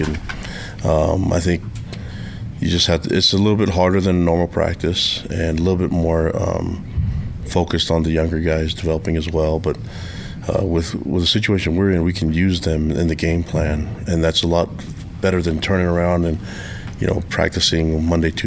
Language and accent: English; Provo, Utah, United States; also born or lived in Laie, Hawaii / Tonga; I have two hometowns. That's Provo, Utah, and Laie, Hawaii